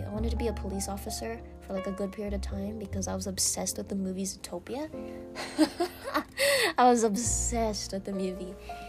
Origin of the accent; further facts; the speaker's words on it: Philippines; I'm, like I said, I'm Filipina, and we grew up with the knowledge of Filipino time.